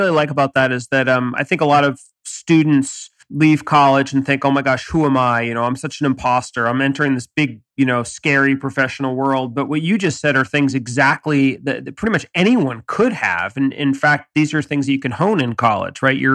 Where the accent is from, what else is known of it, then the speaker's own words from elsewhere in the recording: China; English is a second language; I come from China.